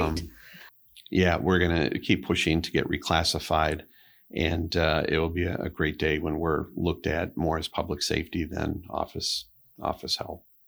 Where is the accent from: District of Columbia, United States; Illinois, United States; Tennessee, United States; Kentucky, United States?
Illinois, United States; Oak Park; moved away as an adult; now in Pentwater, United States; I grew up in Oak Park River Forest area